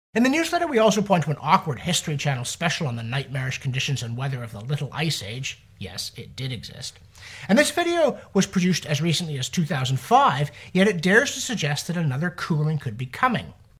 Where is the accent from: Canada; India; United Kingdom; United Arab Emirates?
Canada; we humble Canadians